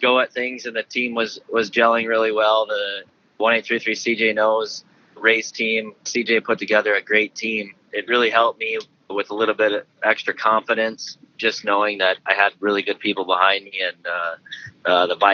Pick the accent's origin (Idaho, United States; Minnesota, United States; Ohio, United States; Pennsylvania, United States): Minnesota, United States; I'm from Minnesota, so this is kind of like my home race